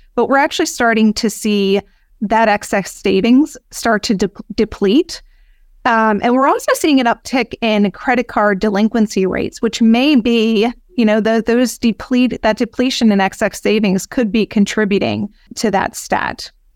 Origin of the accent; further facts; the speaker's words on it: Philadelphia, Pennsylvania, United States; I was born and raised in Philadelphia